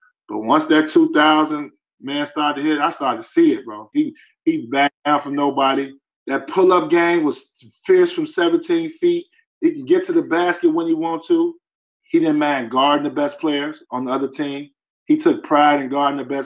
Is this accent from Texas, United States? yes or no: no; Chicago, Illinois, United States; I'm from Chicago